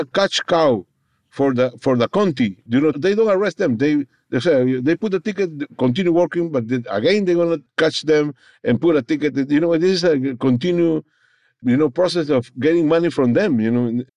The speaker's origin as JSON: {"language": "English", "country": "Peru", "first_language": "Spanish", "second_language": "English", "moved": "as an adult", "lives_now": "New Orleans, United States", "said": "I was brought from Peru, you know, in my original country, to New Orleans, Louisiana"}